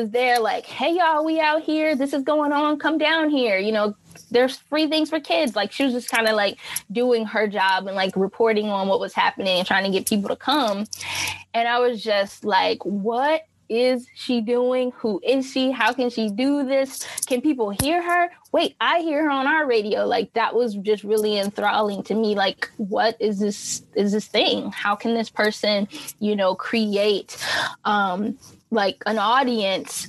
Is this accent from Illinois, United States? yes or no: yes; Champaign, Illinois, United States; I'm originally from Illinois, Champaign, Illinois, small college town in the Midwest. And I grew up there